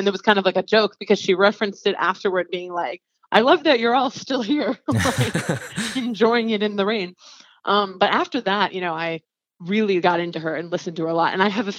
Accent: Maine, United States; moved away as an adult; now in Atlanta, United States; I'm from Maine

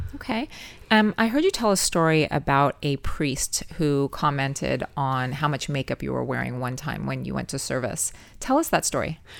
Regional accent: Los Angeles, California, United States; born and raised in Los Angeles

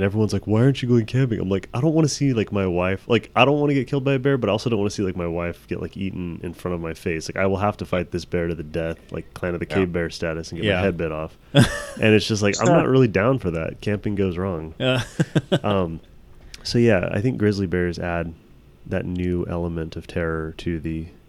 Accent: California, United States; moved away as an adult; now in Montana, United States; I grew up in California for 32 years, and then I moved to Montana with my wife.

